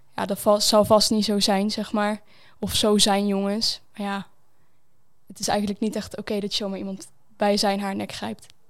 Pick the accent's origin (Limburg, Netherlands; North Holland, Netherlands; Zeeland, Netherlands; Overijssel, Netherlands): Overijssel, Netherlands; Zwolle; ik kom hier uit Zwolle